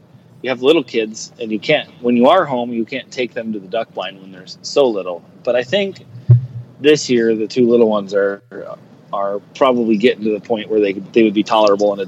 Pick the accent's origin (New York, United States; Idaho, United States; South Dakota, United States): South Dakota, United States; northeastern; I'm actually not from Nebraska. I grew up in northeastern South Dakota.